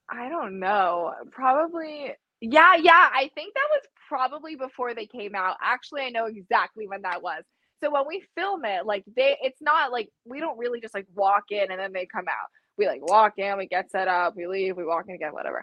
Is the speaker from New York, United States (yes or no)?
yes; New York City, New York, United States; moved away; I'm originally from New York City